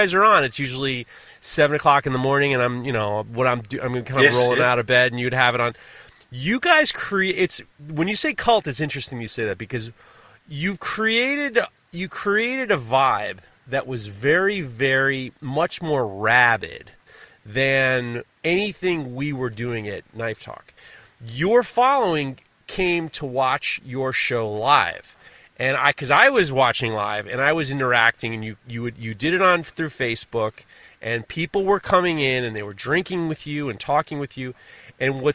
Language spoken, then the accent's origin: English; New York City, New York, United States; New York City, growing up in New York City by myself